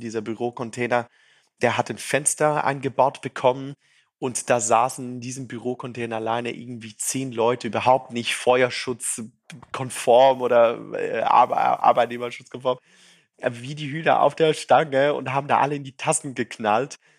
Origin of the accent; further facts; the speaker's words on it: Zurich, Switzerland; accent: Zürichdeutsch; also born or lived in Brazil / St. Gallen; Ich bin gebürtige Brasilianer, in der Schweiz aufgewachsen und baue seither Startups.